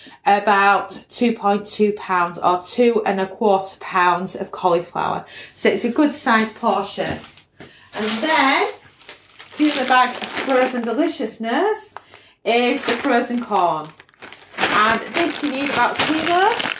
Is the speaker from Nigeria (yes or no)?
no; United Kingdom; accent: UK; I'm UK based